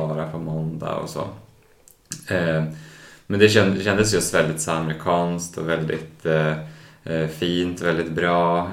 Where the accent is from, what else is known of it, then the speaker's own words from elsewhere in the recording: Sweden; som svensk läkarstudent